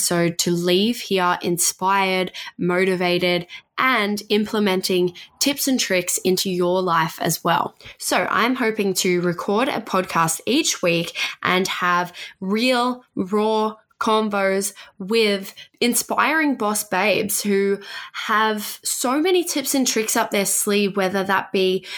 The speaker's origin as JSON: {"language": "English", "region": "Tasmania", "country": "Australia", "tie": "born or raised there", "moved": "yes", "lives_now": "Sunshine Coast, Australia", "said": "I grew up in Tasmania. I live in the Sunshine Coast now."}